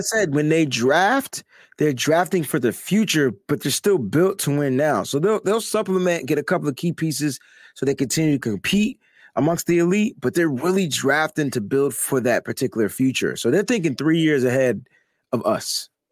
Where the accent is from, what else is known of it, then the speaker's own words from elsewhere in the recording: Connecticut, United States; I'm from Connecticut